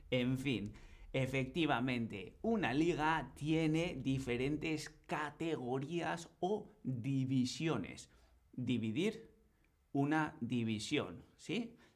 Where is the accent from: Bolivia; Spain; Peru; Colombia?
Spain; Bilbao, Basque Country; now in Berlin, Germany; yo vivo en Berlín, pero soy originario de Bilbao, en el norte de España, en el País Vasco.